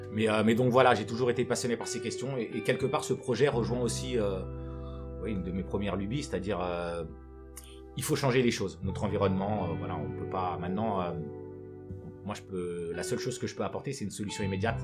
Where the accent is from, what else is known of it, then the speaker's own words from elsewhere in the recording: Aubervilliers, Île-de-France, France; also born or lived in Senegal; je suis, né au Sénégal. Je suis arrivé euh, en France euh, très jeune. et j'ai grandi à Aubervilliers.